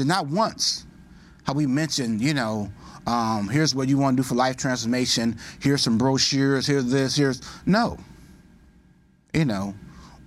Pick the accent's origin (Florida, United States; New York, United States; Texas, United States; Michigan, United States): Michigan, United States; Detroit; I'm from Detroit, Michigan